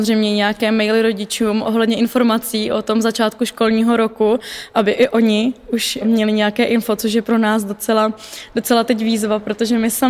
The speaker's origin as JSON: {"language": "Czech", "town": "Kutná Hora", "region": "Central Bohemian Region", "country": "Czechia", "said": "já jsem z Kutné hory původně"}